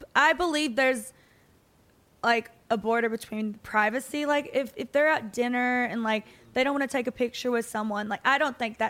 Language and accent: English; Kentucky, United States; now in Nashville, United States; But I was raised in the South.